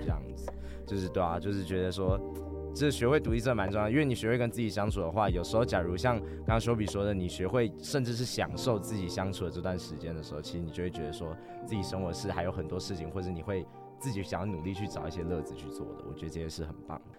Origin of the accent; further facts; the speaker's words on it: New Taipei, Taiwan; 我是新北人